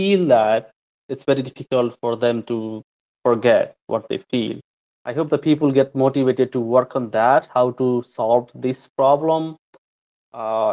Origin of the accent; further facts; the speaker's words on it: Nepal; moved away as an adult; now in Canada; I'm from Nepal. I was born in a rural hilly region in Nepal